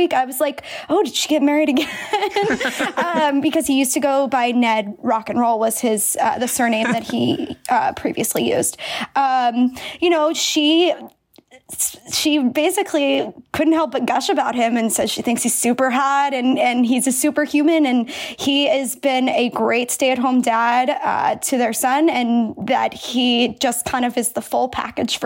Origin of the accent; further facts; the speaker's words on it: Central Pennsylvania, United States; I'm from Central Pennsylvania